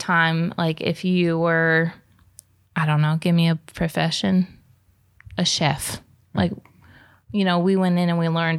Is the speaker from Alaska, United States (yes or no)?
no; New York, United States; I'm from New York. I talk fast.